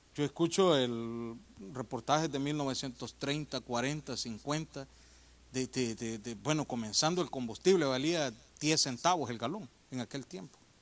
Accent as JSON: {"language": "Spanish", "country": "El Salvador", "moved": "yes", "said": "Eso en mi país no se ve, yo soy del Salvador, hermano, aunque me veo gringo, pero soy de allá"}